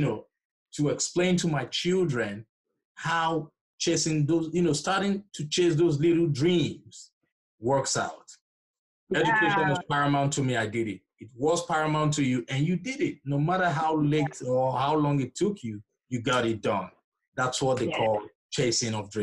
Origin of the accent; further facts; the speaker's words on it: Nigeria; moved away; I'm originally from Nigeria, so we typically don't joke with education